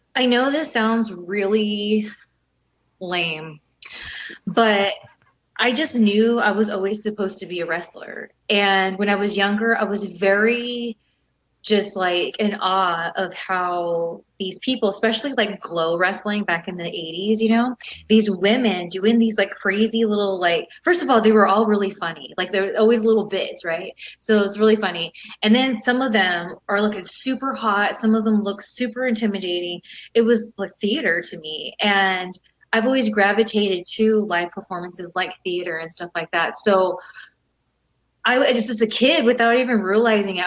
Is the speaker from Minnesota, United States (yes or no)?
no; California, United States; I grew up in California, still here